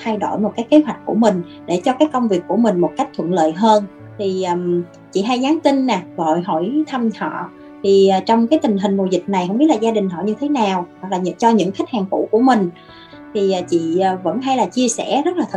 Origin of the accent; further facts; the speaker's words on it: Mekong Delta, Vietnam; moved away as an adult; now in Ho Chi Minh City, Vietnam; ở dưới quê ở miền Tây